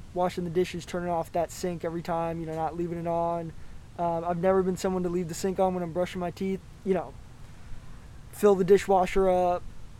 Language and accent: English; Los Angeles, California, United States; I am from Los Angeles, yeah.